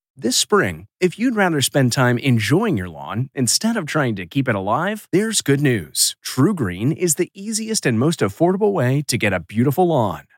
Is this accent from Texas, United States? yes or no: no; Seattle, Washington, United States; I grew up in Seattle